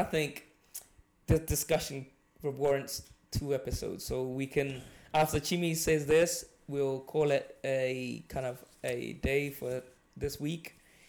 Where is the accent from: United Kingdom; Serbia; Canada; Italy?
United Kingdom; England; moved away as an adult; now in Scotland; For me, I went to uni here and I have to say, obviously, I had to pay because I was coming from England.